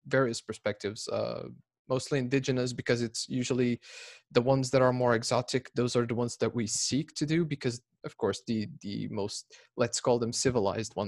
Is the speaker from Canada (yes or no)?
no; Lisbon, Portugal; I'm from Portugal, Lisbon